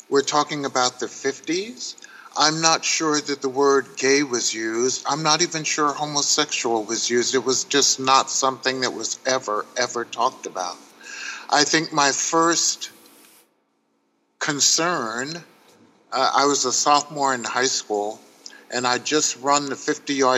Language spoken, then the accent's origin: English; Paterson, New Jersey, United States; I grew up in Paterson, New Jersey, which is about 8 minutes across the George Washington Bridge into New York City